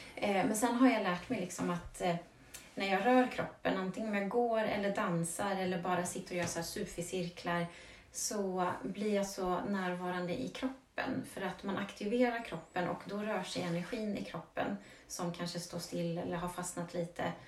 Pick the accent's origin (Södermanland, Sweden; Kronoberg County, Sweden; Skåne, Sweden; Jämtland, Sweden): Södermanland, Sweden; Vagnhärad; jag är ju uppvuxen i Vagnhärad och det är ju landet